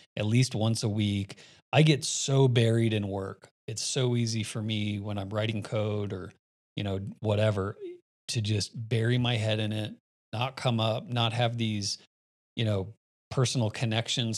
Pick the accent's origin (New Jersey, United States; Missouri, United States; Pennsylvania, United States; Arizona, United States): Arizona, United States; Phoenix; also born or lived in Miami; now in Colorado, United States; I was born in Miami, spent my summers in Miami, grew up in Phoenix, and then moved to Colorado